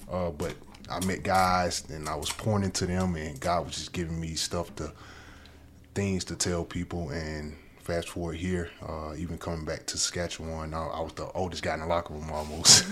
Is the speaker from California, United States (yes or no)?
no; Alabama, United States; growing up in Alabama